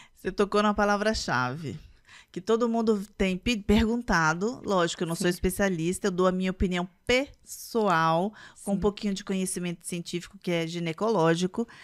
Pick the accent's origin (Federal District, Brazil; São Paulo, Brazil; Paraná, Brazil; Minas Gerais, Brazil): Minas Gerais, Brazil; Eu, eu sou mineira